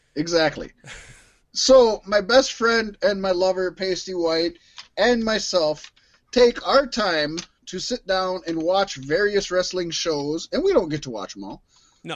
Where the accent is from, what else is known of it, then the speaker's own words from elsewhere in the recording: Minnesota, United States; we're from Minnesota